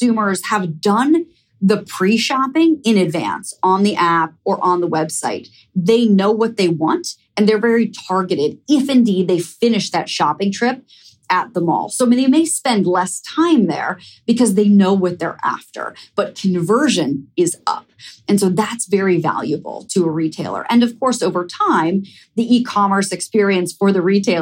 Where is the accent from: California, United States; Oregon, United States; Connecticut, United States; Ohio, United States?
Ohio, United States; moved away as an adult; now in New York City, United States; I live in New York City, but I grew up in Ohio